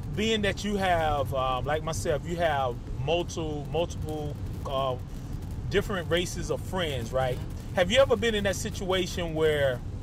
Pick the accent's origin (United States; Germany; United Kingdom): United States; we are American citizens, born and raised